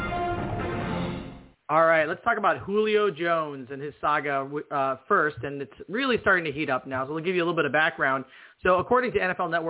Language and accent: English; New Zealand; I'm actually a Kiwi. I'm actually from New Zealand.